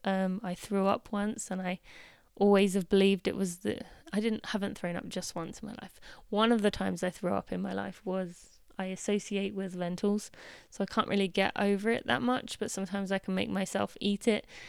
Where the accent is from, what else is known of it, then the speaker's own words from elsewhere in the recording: United Kingdom; being British